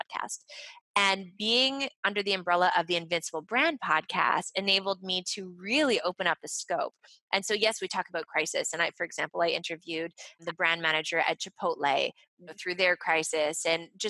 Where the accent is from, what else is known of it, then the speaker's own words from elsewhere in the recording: Montreal, Quebec, Canada; I'm from Montreal, so I'm fluent in French.